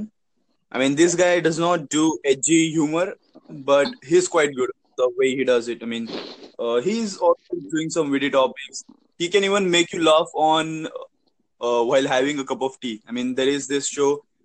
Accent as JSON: {"language": "English", "country": "India", "said": "I'm from India"}